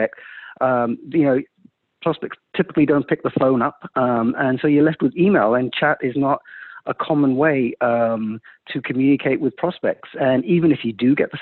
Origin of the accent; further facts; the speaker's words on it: London, United Kingdom; moved away as an adult; also born or lived in India; now in Silicon Valley, United States; I was born in India, moved to London when I was three